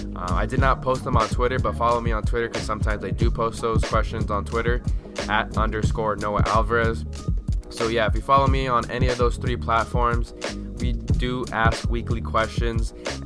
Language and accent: English; Orange County, California, United States; where I grew up in Orange County.